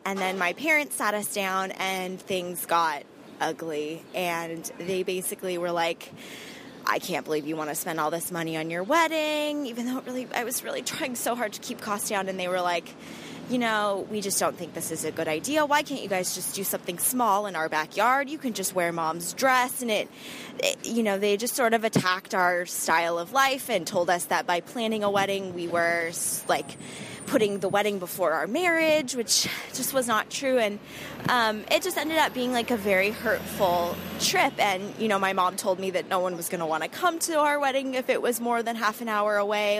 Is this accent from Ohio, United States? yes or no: no; Southern California, United States; moved away as an adult; now in New York, United States; we're originally from Southern California